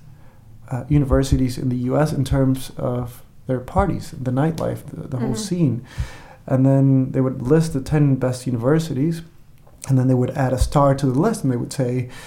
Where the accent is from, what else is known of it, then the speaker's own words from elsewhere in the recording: Caracas, Capital District, Venezuela; first language Spanish; English is a second language; moved away; I grew up in Venezuela. Mm-hmm. So here's the thing. I was born in Caracas, Venezuela.